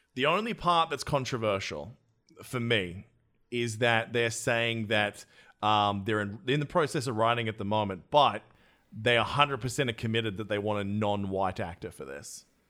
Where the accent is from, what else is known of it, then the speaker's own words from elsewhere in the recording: Australia; my home country of Australia.